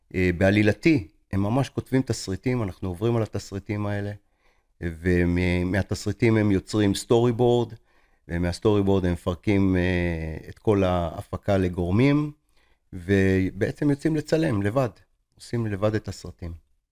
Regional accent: Tel Aviv, Tel Aviv District, Israel; now in Rishon LeZion, Israel; אני גר בראשון לציון, לא גר בתל אביב, למרות שנולדתי בתל אביב

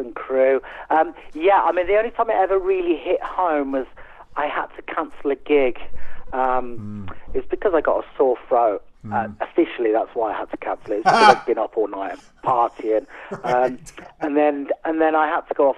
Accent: West Country, South West England, United Kingdom; now in Yorkshire Dales, United Kingdom; We grew up in the West Country

